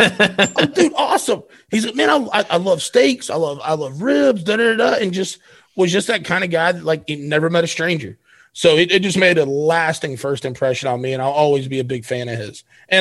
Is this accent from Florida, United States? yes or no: yes; Lakeland, Florida, United States; born and raised in Lakeland, Florida, which you walk out of my front doorstep and it is a 40-minute drive to Raymond James Stadium